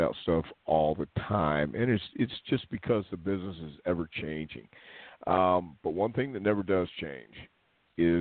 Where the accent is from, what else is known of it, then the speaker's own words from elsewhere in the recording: Texas, United States; I am from Texas